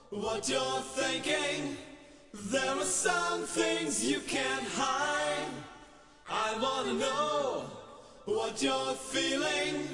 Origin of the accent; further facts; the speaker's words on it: San Isidro, Buenos Aires Province, Argentina; also born or lived in zona norte; Em, yo nací eh, bueno, en San Isidro. Ah, sí. Eh, ahí en zona norte. Sí, viví toda mi vida ahí.